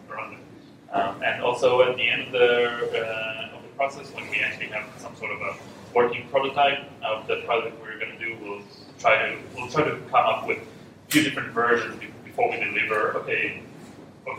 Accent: Israel; moved away; I'm from Israel, and we have this culture in Israel

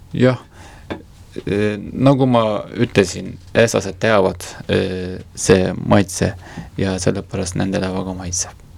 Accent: Kars, Kars Province, Turkey; Estonian is a second language; moved away as an adult; now in Estonia; mina olen pärit Karsist

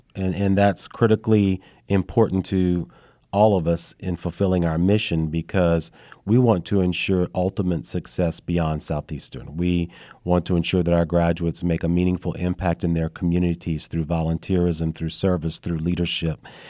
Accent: Lafayette, Louisiana, United States; moved away as an adult; also born or lived in North Shore, Louisiana; now in Madisonville, United States; I'm originally from the Lafayette area

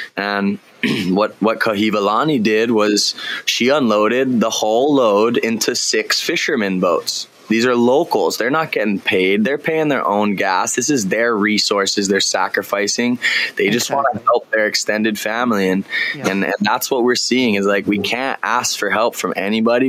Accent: Kahana, Hawaii, United States; also born or lived in Lahaina; Kahana, my hometown

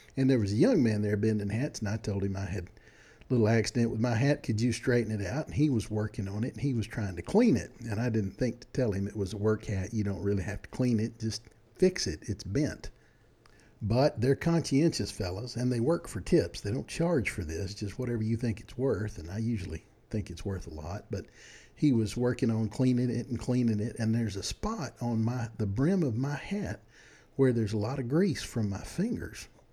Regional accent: Texas, United States; I'm from Texas

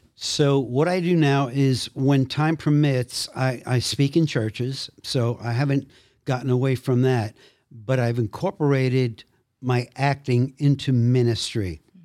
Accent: New York City, New York, United States; I came from Brooklyn

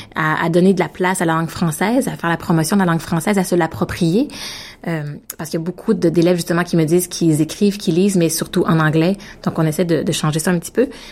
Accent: Victoriaville, Quebec, Canada; now in Ottawa, Canada; En fait, j'habite à Ottawa, mais je suis née à Victoriaville, une petite ville qui est située entre euh, entre Québec et Montréal au Québec.

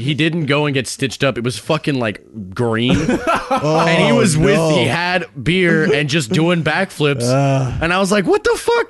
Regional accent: Palestine, Texas, United States; I grew up in Palestine.

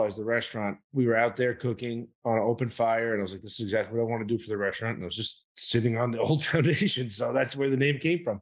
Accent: New York City, New York, United States; moved away as an adult; also born or lived in Italy; now in Sullivan County, United States; I was born and raised in Brooklyn

